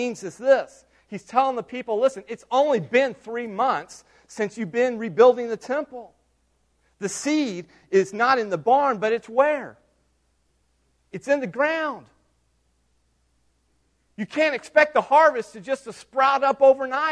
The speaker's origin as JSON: {"language": "English", "country": "United States"}